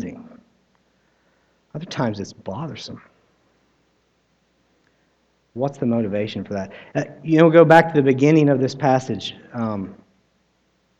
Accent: United States; I am American

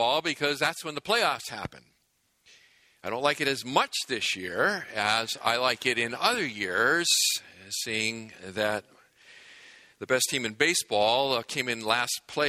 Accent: New England, United States; moved away as an adult; now in Southern California, United States; I grew up in New England, which is a great place to grow up for many reasons

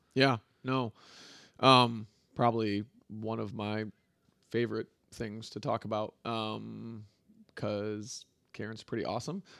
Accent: Grand Rapids, Michigan, United States; born and raised in Grand Rapids, Michigan, West Michigan

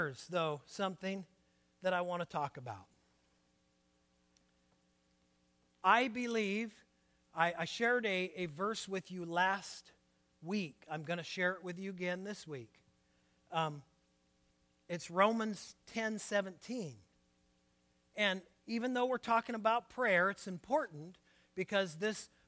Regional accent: Portland, United States; I was born and raised in Portland

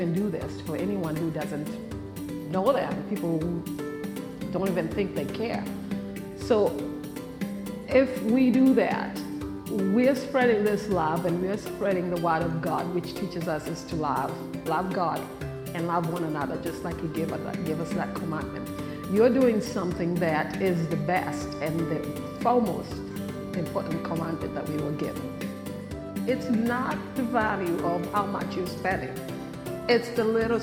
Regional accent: Kenya; now in United States; I was born in Kenya, and I was born in a slum in a city in Kenya

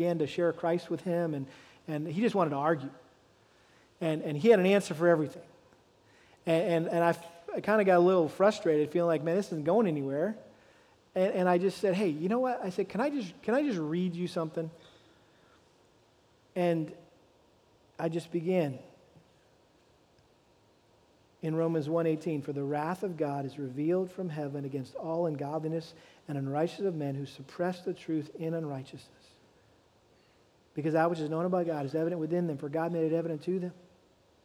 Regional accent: Massachusetts, United States; moved away; back to New England, where I was born and raised in Massachusetts.

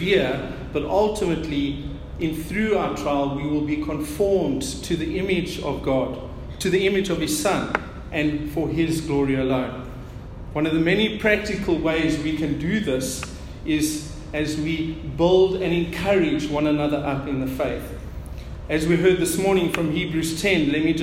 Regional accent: South Africa; our South African native language

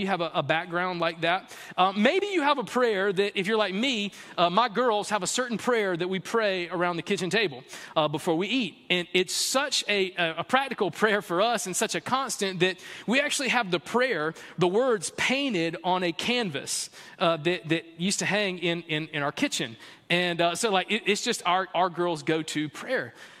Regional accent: the South, United States; I grew up in the South playing T-ball in the fall and soccer in the spring, two-sport athlete

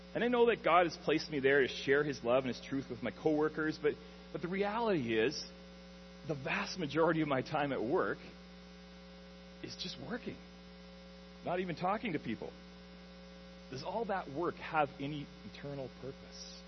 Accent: Alberta, Canada; moved away as an adult; now in Ontario, Canada; I grew up in Alberta, um, way out west in the prairies, in a small prairie town

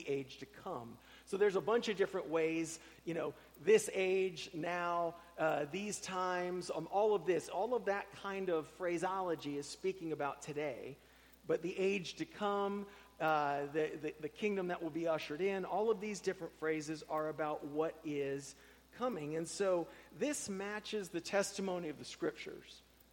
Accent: Tampa, Florida, United States; moved away; I grew up in Tampa, where nobody was from there

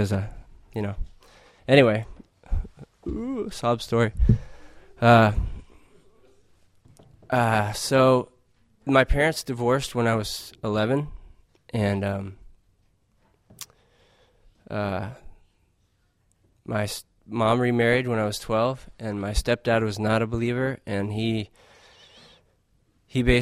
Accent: Arizona, United States; I grew up in Arizona mostly

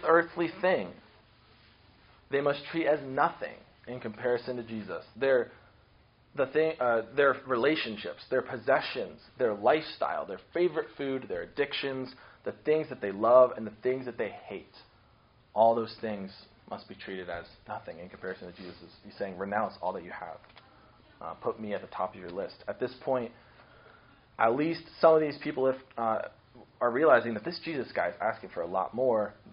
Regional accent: Akron, Ohio, United States; I grew up in Akron, Ohio, hometown of LeBron James

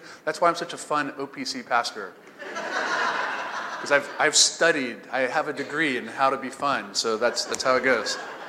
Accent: the Bible Belt, United States; I grew up in the Bible Belt, and church and Christians and the clothes you wear on Sunday, all that stuff for me was pretty tough.

